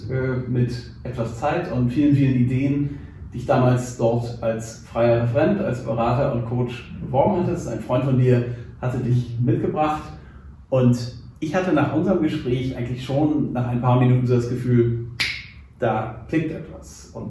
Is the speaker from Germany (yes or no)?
yes; Hamburg, Germany; Ich glaube, ich bin ein relativ typischer Hamburger, komme aus einer Familie, die schon eine Weile in Hamburg ist